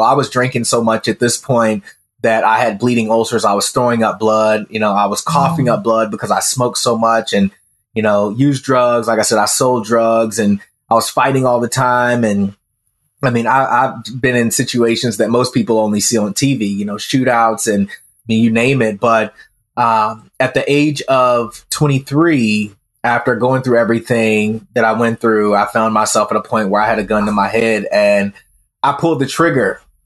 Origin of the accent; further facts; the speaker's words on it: the Bible Belt, United States; even though I grew up in the Bible Belt, I was atheist